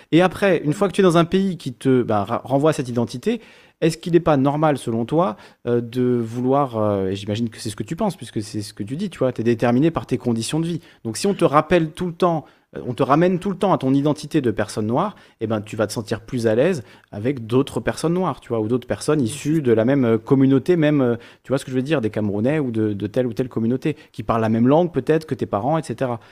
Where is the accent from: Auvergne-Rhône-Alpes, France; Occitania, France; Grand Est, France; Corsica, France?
Corsica, France; Quand je suis corse en Corse, ben, je n'y pense pas. Quand je suis corse sur le continent et qu'on me dit ah oui, ton nom est corse, alors t'es corse